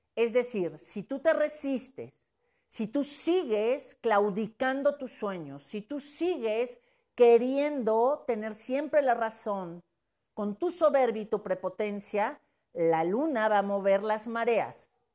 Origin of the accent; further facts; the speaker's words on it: Puebla, Mexico; como mujer, como poblana y como mexicana